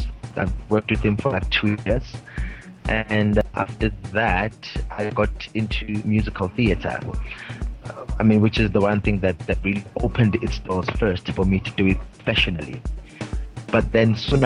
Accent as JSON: {"language": "English", "region": "Mpumalanga", "country": "South Africa", "said": "I'm from South Africa, from a province called the Mpumalanga province, very close to Johannesburg."}